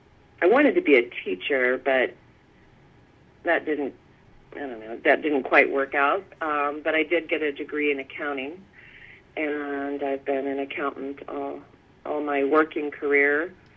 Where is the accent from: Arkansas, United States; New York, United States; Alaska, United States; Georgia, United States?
Alaska, United States; Fairbanks; also born or lived in California / Massachusetts; Well, I grew up a few years in California. My father was in the Air Force. And then shortly after that, California, we moved to Massachusetts. And then we moved to Fairbanks, Alaska for many, many yea